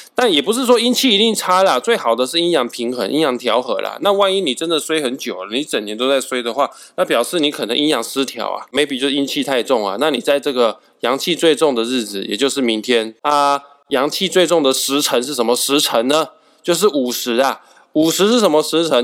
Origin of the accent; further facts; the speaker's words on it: Kaohsiung, Taiwan; now in northern Taiwan; 毕竟我是高雄人来的